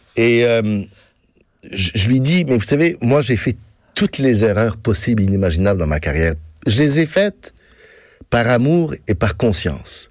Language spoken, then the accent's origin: French; France; now in Quebec, Canada; je suis né en France, oui, mes parents étaient français